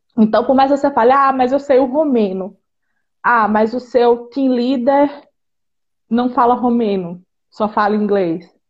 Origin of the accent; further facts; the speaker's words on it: Northeast Region, Brazil; moved away as an adult; now in Romania; eu sou do Nordeste